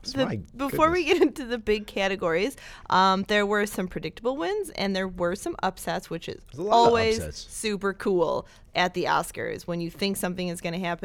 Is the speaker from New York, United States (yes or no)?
yes; Brooklyn, New York, United States; I reached out to Spike and then we talked and it was effortless because we're both from Brooklyn.